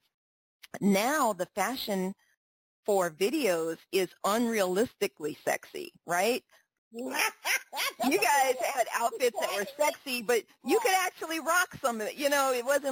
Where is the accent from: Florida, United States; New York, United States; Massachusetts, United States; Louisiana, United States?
Louisiana, United States; New Orleans; I grew up in New Orleans